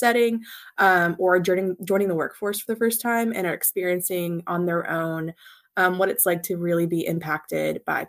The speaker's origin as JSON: {"language": "English", "region": "Kentucky", "country": "United States", "tie": "born or raised there", "also_born_or_lived": "Alabama / Washington, D.C.", "moved": "as an adult", "said": "born and raised in Kentucky, grew up on a farm, really love my hometown and my home state"}